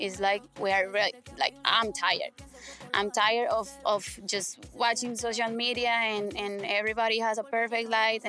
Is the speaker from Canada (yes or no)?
no; Colombia; English is a second language; I'm from Colombia